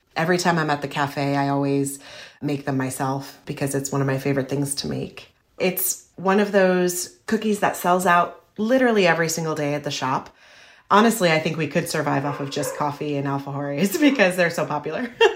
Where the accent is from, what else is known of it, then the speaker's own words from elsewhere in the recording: Spain; now in Stamford, Connecticut, United States; I grew up in Spain